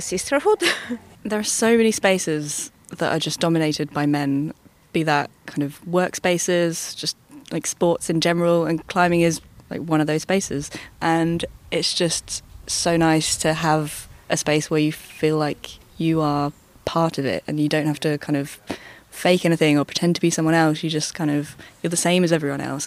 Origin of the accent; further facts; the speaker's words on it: Bristol, South West England, United Kingdom; i'm from bristol